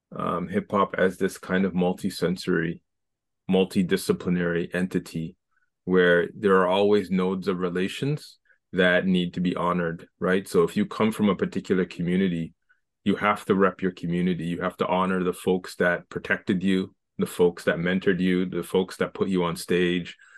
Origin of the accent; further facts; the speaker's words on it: Scarborough, Ontario, Canada; I'm from Scarborough